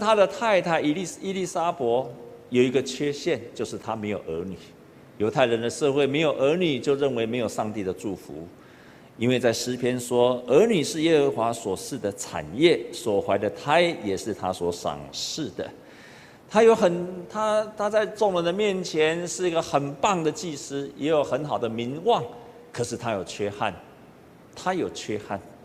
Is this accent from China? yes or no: no; Taiwan; 我们台湾人都知道一句话，家和万事兴